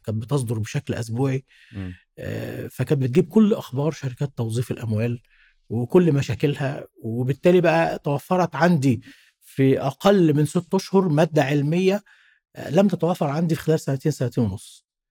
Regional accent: Cairo, Cairo Governorate, Egypt; من صغري آه، والدي الله يرحمه كان وداني جنب البيت عندنا في شبرا

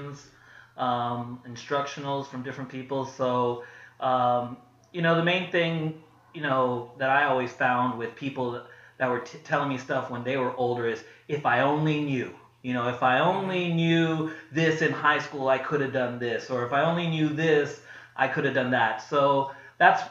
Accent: Pasadena, California, United States; also born or lived in Oxnard, California; I grew up in Pasadena

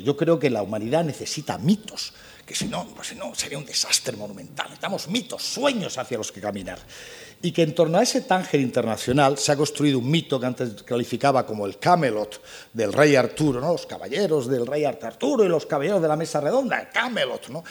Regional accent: Granada, Andalusia, Spain; Yo soy granadino, andaluz, español

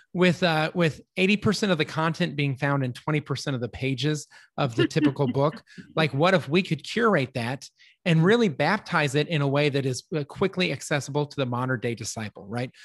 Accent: Littleton, Colorado, United States; now in Texas, United States; I grew up in Littleton, Colorado

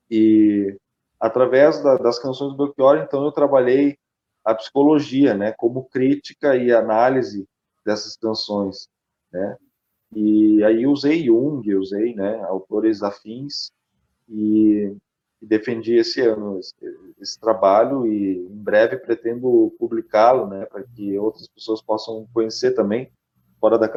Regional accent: Curitiba, Paraná, Brazil; born there; also born or lived in Japan / Caxias do Sul; Eu sou curitibano de nascença, mas eu morei cinco anos no Japão.

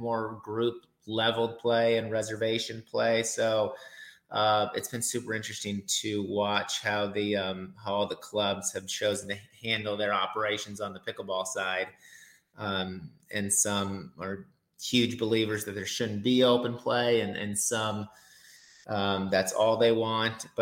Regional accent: Minnesota, United States; born or raised there; also born or lived in Sioux City, Iowa / Sarasota, Florida; now in Florida, United States

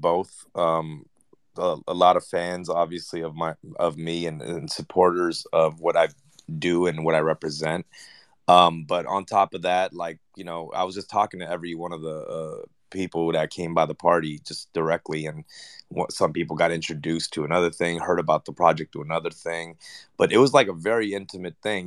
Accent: Los Angeles, California, United States; also born or lived in Argentina; we resided in Korea town

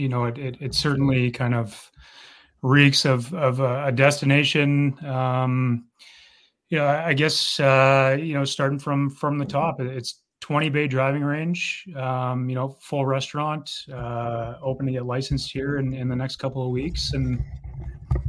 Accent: Vancouver, British Columbia, Canada; now in Brandon, Canada; born and raised in Vancouver

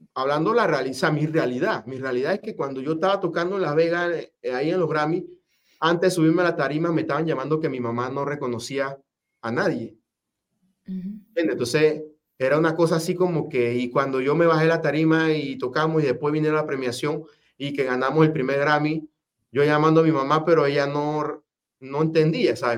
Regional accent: Penonomé, Coclé, Panama; also born or lived in Spain; en Penomé de donde yo nací

